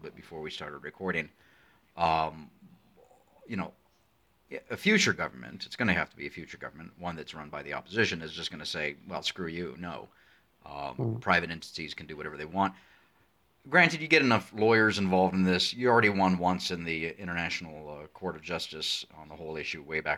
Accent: United States; now in Arizona, United States; I'm an American sitting in the deserts of southern Arizona

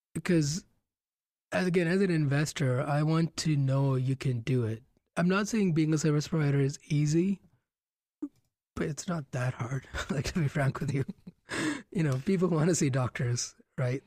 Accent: Gonda, Uttar Pradesh, India; moved away; Gonda, which is my hometown in India

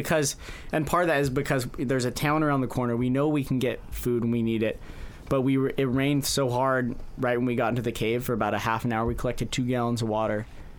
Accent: California, United States; We come from California

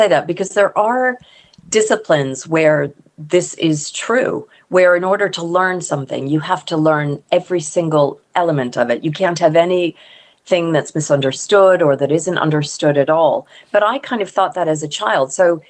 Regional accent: Deep South, United States; born there; also born or lived in Mississippi / Texas / Connecticut / Pennsylvania; So I was born in the Deep South. My mom was from New Orleans and her whole ancestry is there. But we moved around a lot as kids.

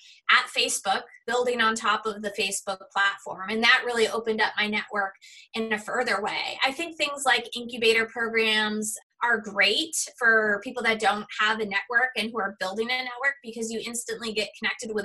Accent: Boston, Massachusetts, United States; I grew up in the Boston area

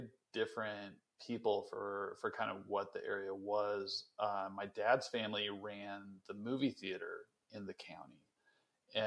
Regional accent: Western Nebraska, United States; I grew up in Western Nebraska, and this is like one of the poorest counties in America

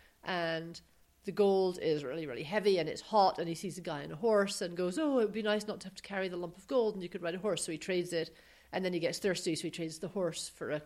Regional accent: United Kingdom; now in United States; we're from Britain

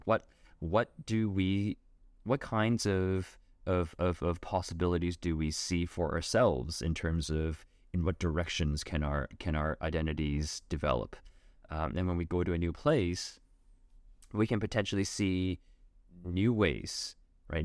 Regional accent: Vancouver, British Columbia, Canada; my experience growing up in Vancouver

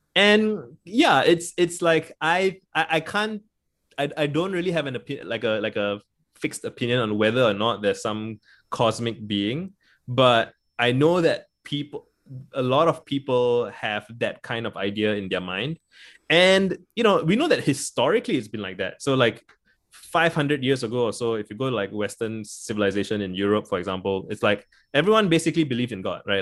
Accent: Singapore; I grew up in Singapore

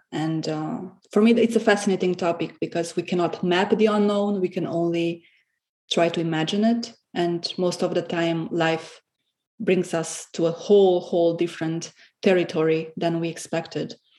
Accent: Romania; English is a second language; moved away as an adult; also born or lived in Cluj-Napoca, Romania; now in Berlin, Germany; I moved from Romania to Berlin in 2015 for my studies

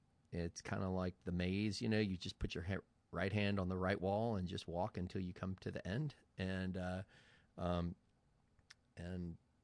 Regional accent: Charlottesville, Virginia, United States; born there; I was born in Charlottesville, Virginia, and I decided to move up here

